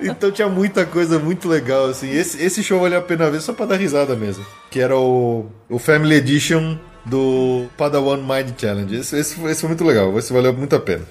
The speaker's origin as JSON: {"language": "Portuguese", "country": "Brazil", "said": "eu sou do Brasil"}